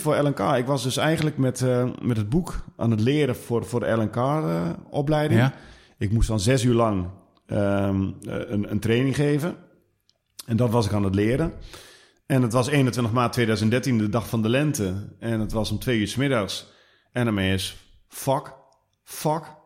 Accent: Twente, Overijssel, Netherlands; accent: Twentse tongval; ik kom uit Twente.

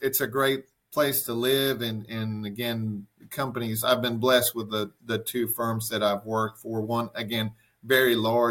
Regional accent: Caracas, Capital District, Venezuela; moved away as an adult; now in United States; I was born in Venezuela, in Caracas, Venezuela, and lived there all the way through my high school years

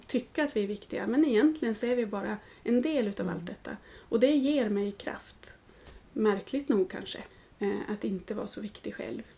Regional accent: Norrland, Sweden; now in Gothenburg, Sweden; har jag ju hus hemma i Norrland där jag är född.

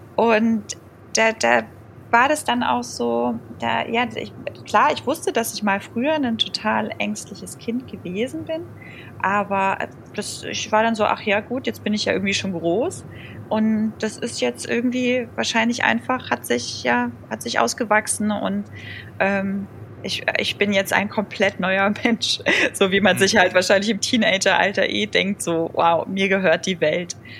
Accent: around Stuttgart, Baden-Württemberg, Germany; ich komme ja aus der Ecke, also rund um Stuttgart

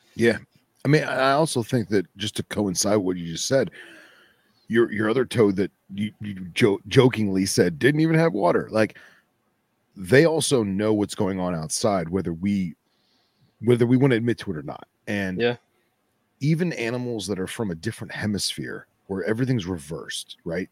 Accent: Boca Raton, Florida, United States; the one I'm going for is in my hometown area, Boca Raton

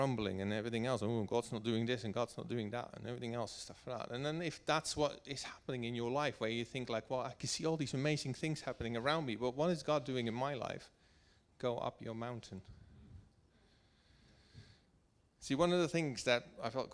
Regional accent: Netherlands; also born or lived in Wiltshire; now in United Kingdom; I'm coming from Holland.

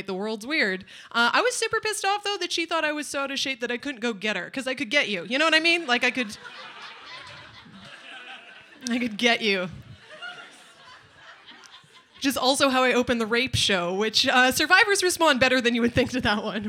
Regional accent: Nanaimo, British Columbia, Canada; I'm from Nanaimo

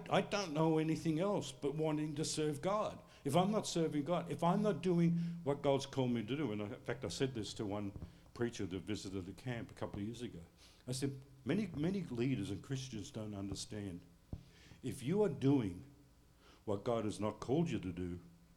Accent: United States; I'm living as an Australian, even though I claim to be an American

